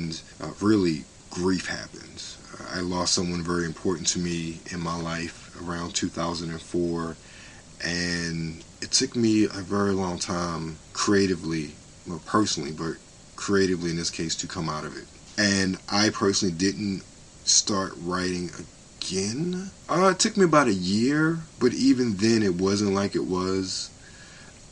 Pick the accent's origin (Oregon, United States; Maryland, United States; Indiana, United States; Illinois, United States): Maryland, United States; Baltimore; I grew up in Baltimore City